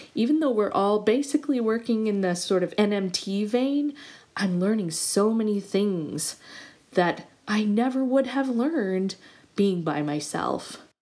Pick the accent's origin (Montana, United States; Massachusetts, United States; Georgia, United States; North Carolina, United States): Montana, United States; moved away as an adult; also born or lived in Michigan / Indiana; I always knew I wanted to go back to my home state of Montana